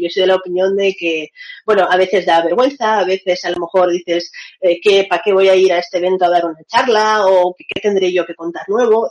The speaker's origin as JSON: {"language": "Spanish", "town": "Valencia", "region": "Valencian Community", "country": "Spain", "tie": "born or raised there", "also_born_or_lived": "Russia", "moved": "as an adult", "lives_now": "Seville, Spain", "said": "Yo nací en Rusia, mis dos padres son rusos y estuve viviendo en Rusia hasta los nueve años de edad. A los nueve años me vine a Valencia y hace cinco años que estoy viviendo en Sevilla"}